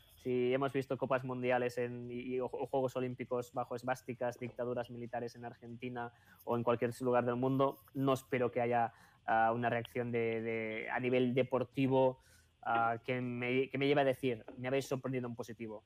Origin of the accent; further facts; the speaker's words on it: Sabadell, Catalonia, Spain; yo, que soy catalán